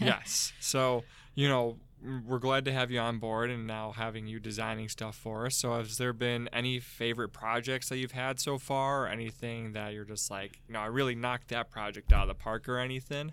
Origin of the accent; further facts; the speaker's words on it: Midwest, United States; I'm from the Mid, Midwest